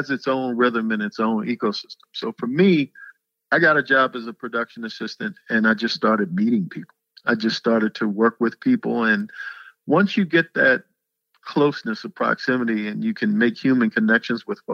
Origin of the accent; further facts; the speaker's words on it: Annapolis, Maryland, United States; moved away; I come from Annapolis, Maryland